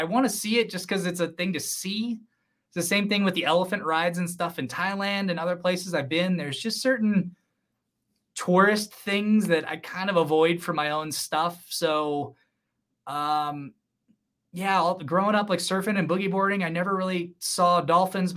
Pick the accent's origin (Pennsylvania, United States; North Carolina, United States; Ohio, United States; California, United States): California, United States; I grew up in California where people sue McDonald's for getting burnt with hot